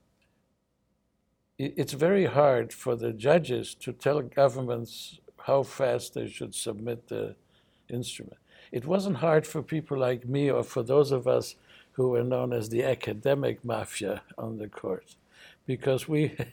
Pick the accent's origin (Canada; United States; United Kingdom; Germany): United States; as an American citizen